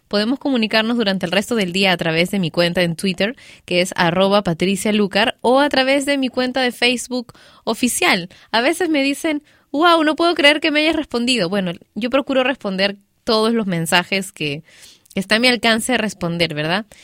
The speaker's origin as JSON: {"language": "Spanish", "country": "Peru", "moved": "yes", "said": "yo también soy peruana"}